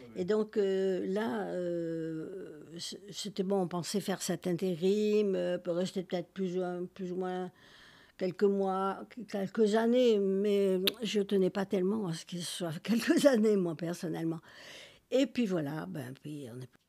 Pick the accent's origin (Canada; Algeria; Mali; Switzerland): Algeria; Algiers, Algiers Province; born or raised there; moved away as an adult; now in Montpellier, France